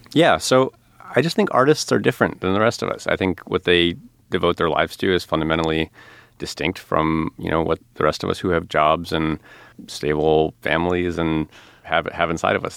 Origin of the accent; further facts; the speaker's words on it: outside of Chicago, Illinois, United States; I grew up outside of Chicago